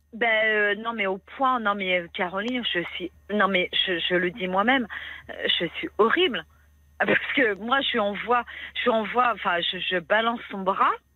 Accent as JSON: {"language": "French", "region": "Brittany", "country": "France", "said": "je suis bretonne"}